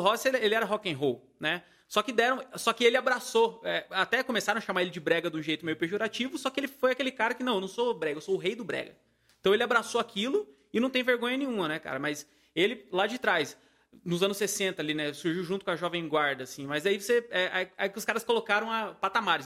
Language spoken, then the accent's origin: Portuguese; Paraíba, Brazil; moved away; eu sou da Paraíba, né? Eu sou nordestino.